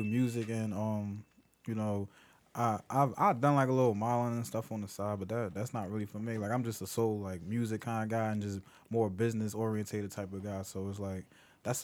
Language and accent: English; Philadelphia, Pennsylvania, United States; I'm from Philly too. From specifically North Philly